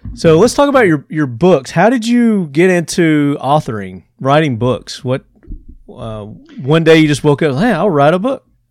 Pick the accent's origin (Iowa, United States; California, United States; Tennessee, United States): Tennessee, United States; accent: Southern; I'm from Tennessee